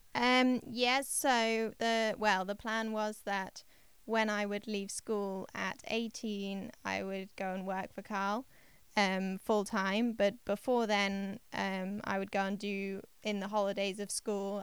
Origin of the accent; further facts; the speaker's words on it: Yorkshire and the Humber, United Kingdom; I grew up in East Yorkshire in England